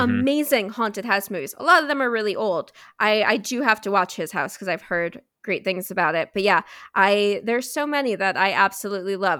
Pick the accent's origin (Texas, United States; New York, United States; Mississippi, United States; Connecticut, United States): New York, United States; New York City; I was born and raised in New York City